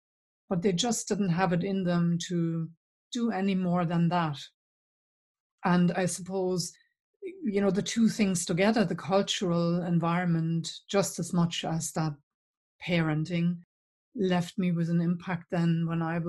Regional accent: East Germany, Germany; accent: German; English is a second language; moved away as an adult; you will have picked up my accent. So I'm German originally. And in fact, I grew up behind the wall.

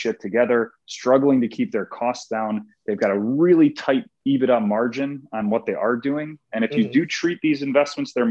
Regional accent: Chicago, Illinois, United States; I was a vendor at Wrigley Field for a long time growing up in Chicago

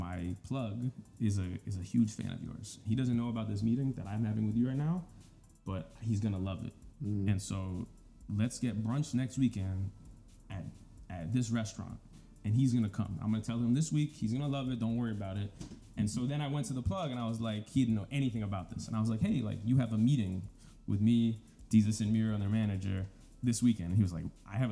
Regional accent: New York, United States; I'm from New York

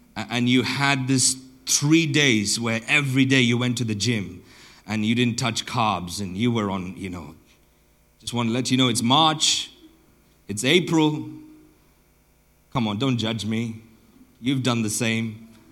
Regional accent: southern Botswana, Botswana; I grew up in Botswana, and uh, I grew up in southern Botswana.

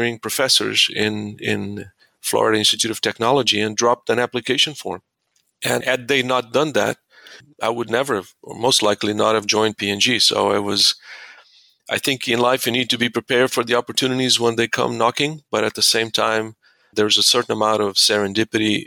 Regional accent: Mozambique; moved away; I was born and raised in Mozambique in Southeast Africa.

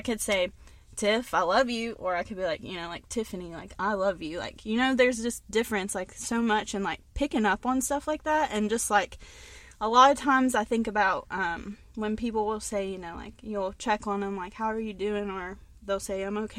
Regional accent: West Virginia, United States; also born or lived in North Carolina; I was born in North Carolina, and then my mom moved back to West Virginia, and we moved in with her grandma, my great-grandmother, so she helped take care of me a lot

